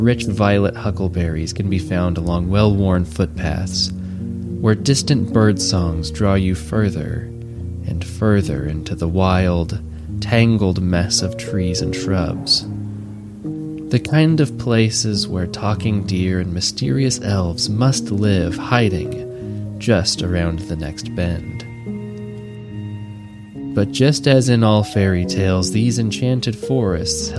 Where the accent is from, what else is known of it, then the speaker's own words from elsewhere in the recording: northeastern Oregon, United States; As a boy, I grew up in Oregon's northeastern corner, in a deep, circular valley